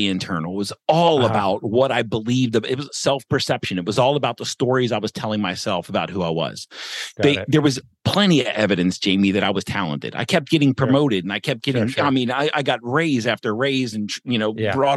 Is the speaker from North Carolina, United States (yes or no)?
no; Baltimore, Maryland, United States; moved away as an adult; also born or lived in Portland, Oregon / St. Louis; I grew up, born and raised in Baltimore, Maryland